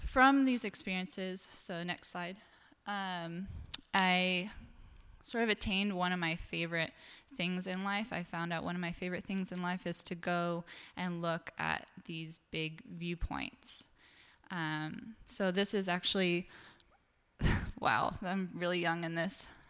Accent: Eastern Washington, United States; also born or lived in New York City; now in Seattle, United States; I grew up in Eastern Washington

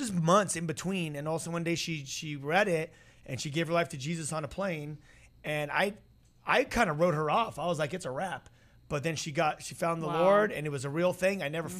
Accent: United States; born there; I'm a Christian because I was born in America.

